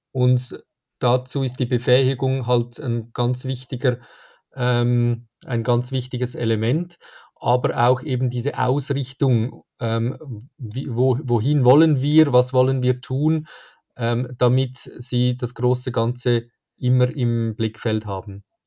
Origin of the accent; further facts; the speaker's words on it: Zurich, Switzerland; ich komme aus der Schweiz, ähm, von Zürich